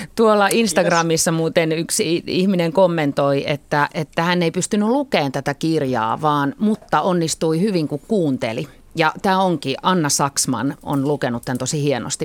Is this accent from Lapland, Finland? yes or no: no; Helsinki, Uusimaa, Finland; mä oon helsinkiläinen ja mun juuret on enemmän tuolla niin kuin Savon murteen kielimaastossa, sitten kuitenkin vanhempien kautta